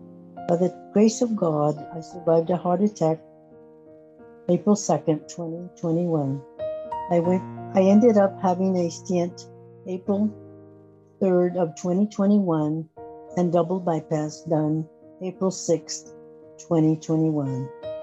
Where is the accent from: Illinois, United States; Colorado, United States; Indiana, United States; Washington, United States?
Colorado, United States; Sterling; also born or lived in Ovid; I was born in Ovid, Colorado, and grew up in Stirling, Colorado.